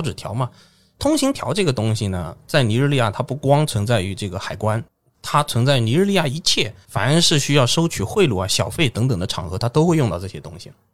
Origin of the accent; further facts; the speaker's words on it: China; 我一个中国人